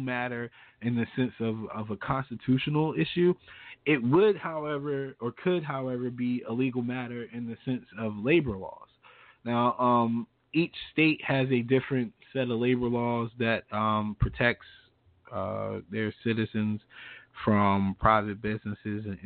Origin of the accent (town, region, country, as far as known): United States